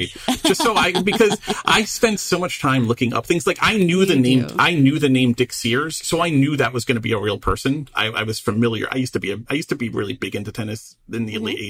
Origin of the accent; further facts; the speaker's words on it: New York City, New York, United States; my hometown of Queens, 10 minutes from where I grew up